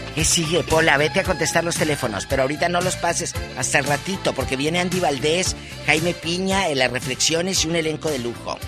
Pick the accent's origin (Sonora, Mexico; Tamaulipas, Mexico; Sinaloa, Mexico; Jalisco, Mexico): Tamaulipas, Mexico; Matamoros; moved away as an adult; also born or lived in Mexico City; mi tierra, Tamaulipas